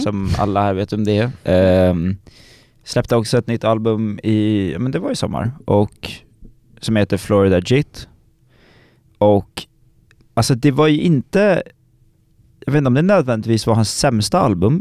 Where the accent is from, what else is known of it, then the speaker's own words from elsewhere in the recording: Stockholm, Stockholm County, Sweden; jag kommer från Stockholm